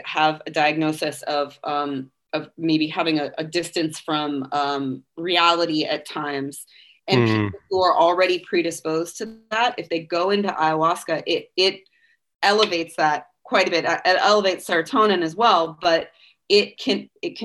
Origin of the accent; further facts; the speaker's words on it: California, United States; moved away as an adult; now in Nashville, United States; I'm also a Californian.